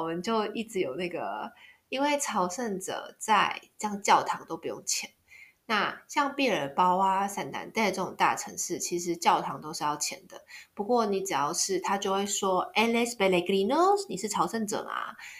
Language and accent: Chinese; Taiwan; 我是台湾人